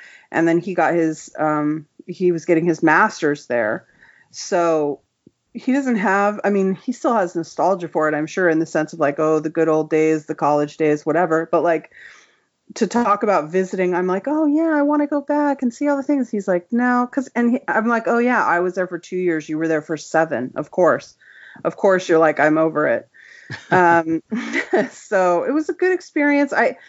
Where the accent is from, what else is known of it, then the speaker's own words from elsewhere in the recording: California, United States; also born or lived in New York; now in Savannah, United States; I'm originally from California, but okay. I was in New York, for the last 11 years before we moved here.